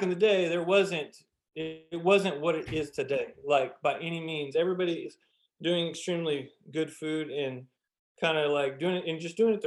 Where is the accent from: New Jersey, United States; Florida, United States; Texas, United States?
Texas, United States; Lubbock; I was born and raised in Lubbock.